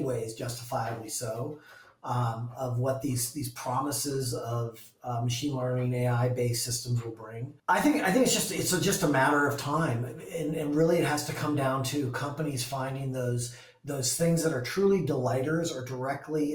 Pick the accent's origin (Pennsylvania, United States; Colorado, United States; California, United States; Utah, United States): Colorado, United States; Vail; now in Seattle, United States; I grew up in Vail, Colorado, at a ski area